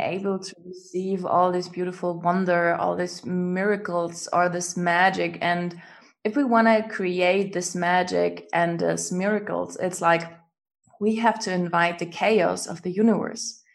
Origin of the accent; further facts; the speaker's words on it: Germany; English is a second language; I'm from Germany